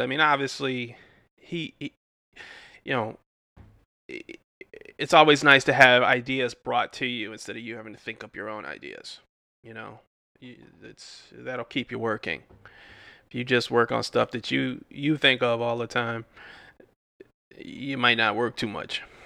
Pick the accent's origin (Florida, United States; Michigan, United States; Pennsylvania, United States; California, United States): Michigan, United States; Detroit; I'm from Detroit